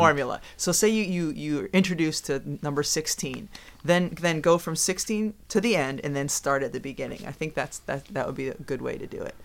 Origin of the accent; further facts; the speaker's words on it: Massachusetts, United States; Growing up in Massachusetts, when I was in high school